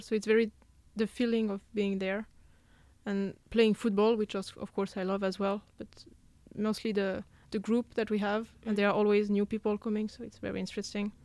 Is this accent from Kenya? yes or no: no; south of France, France; moved away as an adult; also born or lived in Lyon / Paris; now in Gothenburg, Sweden; I come then from the south of France. I've lived in Lyon, in Paris